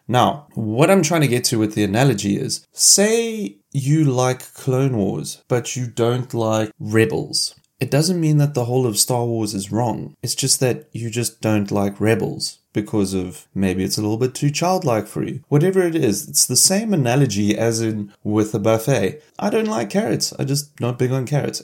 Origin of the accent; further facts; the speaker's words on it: Cape Town, Western Cape, South Africa; I was born in Cape Town